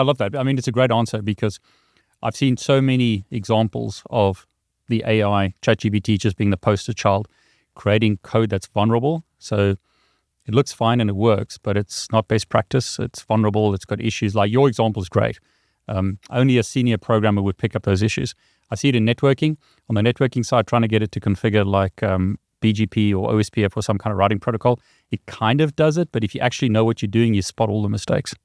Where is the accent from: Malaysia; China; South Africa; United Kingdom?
South Africa; moved away; I come from South Africa originally